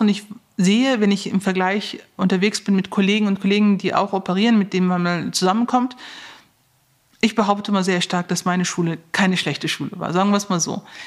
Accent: Neuss, North Rhine-Westphalia, Germany; ich komme ja aus Neuss

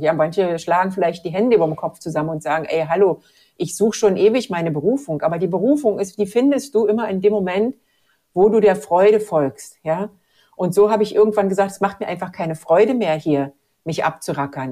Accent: Germany; moved away as an adult; also born or lived in Mexico / Latin America; Ich komme noch dazu aus der DDR.

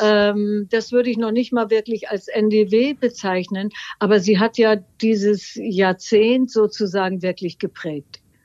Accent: Northern Germany, Germany; wir sind nun wirklich hier aus dem Norden, ganz nah an Schleswig-Holstein

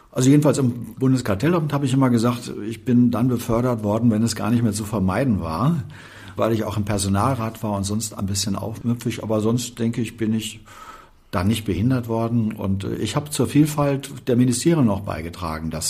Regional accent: Dortmund, North Rhine-Westphalia, Germany; now in Berlin, Germany; ich bin in Westfalen geboren und dann in Dortmund aufgewachsen, seitdem ich zur Schule ging. Und da bin ich dann auch bis Mitte 20 geblieben

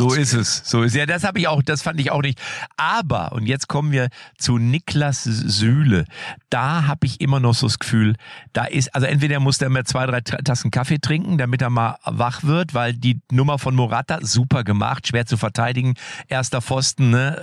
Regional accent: Germany; bei uns in Deutschland

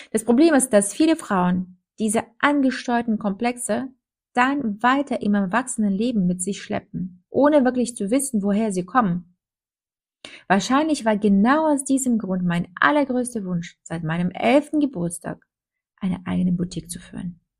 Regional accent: Minsk, Belarus; now in Germany; Ich komme aus Minsk, Weißrussland, und bin in ziemlich bescheidenen Verhältnissen aufgewachsen.

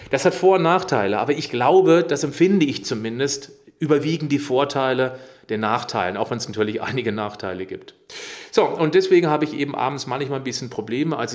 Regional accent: Baden-Württemberg, Germany; Warum? Ich bin im Schwarzwald aufgewachsen. Ich lebe hier östlich von Freida, äh Freiburg. Ich bin ringsrum umrundet von Wald.

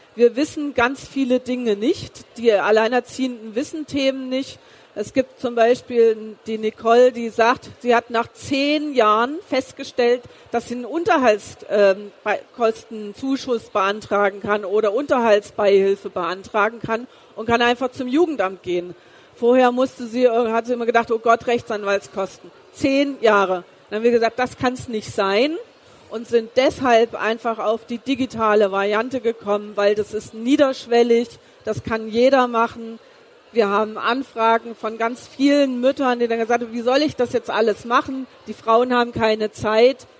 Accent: East Germany, Germany; moved away; also born or lived in Karlsruhe; Ich bin ja geboren im Osten Deutschlands

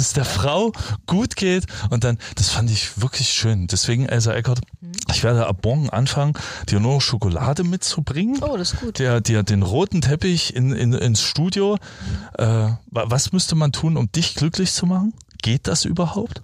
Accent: Germany; first language German; moved away; Als Deutscher.

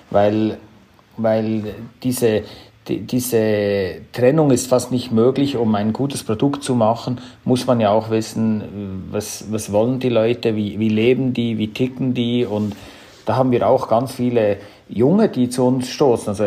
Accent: Switzerland; von meiner Sprache her komme ich aus der Schweiz, auch vom Namen her … Also das zeigt ein bisschen, äh, wo meine Wurzeln sind.

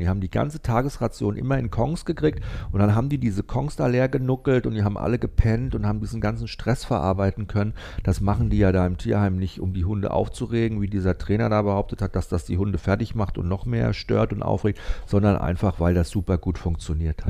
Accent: Cuxhaven, Lower Saxony, Germany; bei uns in Cuxhaven

